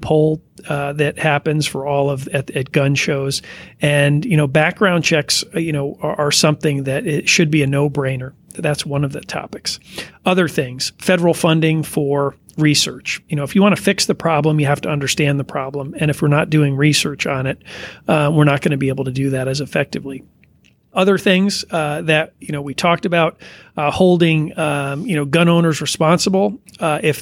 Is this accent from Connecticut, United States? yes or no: yes; Connecticut, United States; I grew up in Connecticut